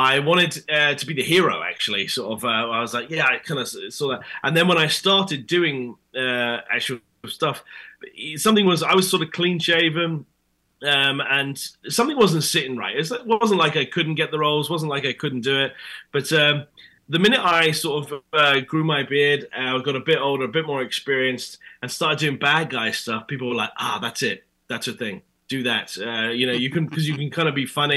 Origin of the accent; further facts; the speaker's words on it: United Kingdom; accent: British; my British accent